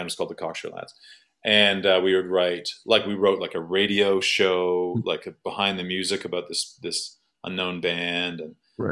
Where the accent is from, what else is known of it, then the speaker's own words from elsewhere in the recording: Thornhill, Ontario, Canada; I'm from Thornhill, Ontario